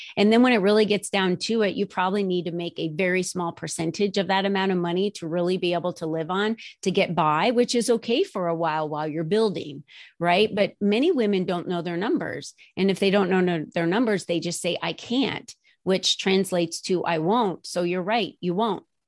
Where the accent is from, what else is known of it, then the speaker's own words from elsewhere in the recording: New Jersey, United States; moved away as an adult; now in Arizona, United States; I was raised in New Jersey